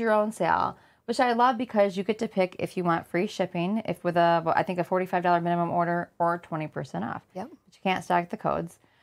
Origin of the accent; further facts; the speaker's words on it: Flint, Michigan, United States; I grew up in Flint